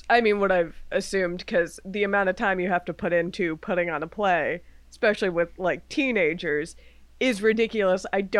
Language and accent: English; Miami, Florida, United States; I grew up in Miami